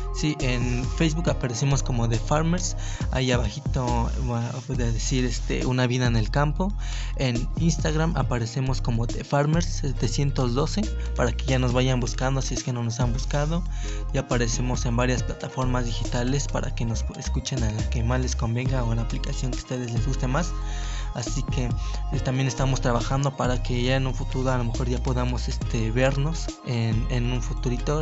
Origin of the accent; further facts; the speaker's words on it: Mexico; cómo vivimos nosotros como mexicanos